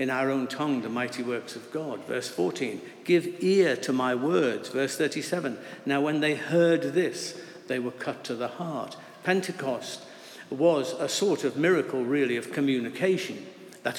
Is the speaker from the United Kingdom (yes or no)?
yes; Liverpool, North West England, United Kingdom; I grew up in South Liverpool, in a predominantly Protestant area of the city.